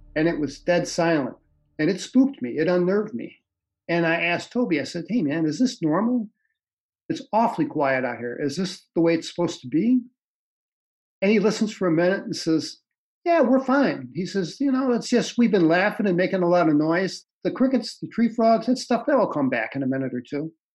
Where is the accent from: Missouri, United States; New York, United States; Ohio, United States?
Missouri, United States; St. Louis; moved away as an adult; also born or lived in Michigan / American Samoa / Vermont; I'm originally from St. Louis, Missouri. Grew up there in the South City